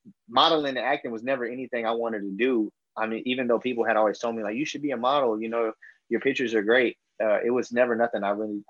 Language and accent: English; Fort Worth, Texas, United States; I'm from Fort Worth, Texas